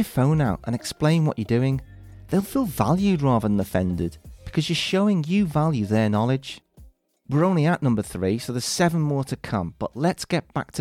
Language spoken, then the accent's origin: English; Liverpool, North West England, United Kingdom; my hometown of Liverpool